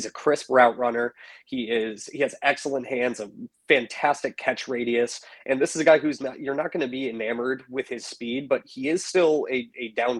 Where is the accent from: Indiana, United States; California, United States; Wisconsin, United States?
Wisconsin, United States; Madison; I've been born and raised in Madison, Wisconsin. So Wisconsin guy through and through.